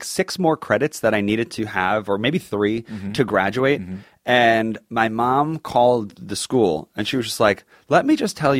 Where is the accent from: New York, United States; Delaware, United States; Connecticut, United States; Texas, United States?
New York, United States; Long Island; I am from Long Island